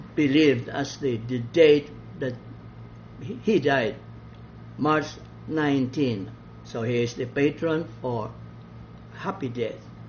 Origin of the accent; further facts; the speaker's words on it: Balamban, Central Visayas, Philippines; in my hometown, Balamban, we lived in a barangay of the Poblacion in Baliwagan.